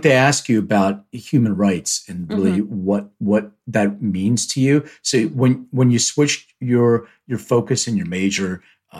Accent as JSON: {"language": "English", "town": "Philadelphia", "region": "Pennsylvania", "country": "United States", "said": "I'm from the East Coast too, so I'm from Philly"}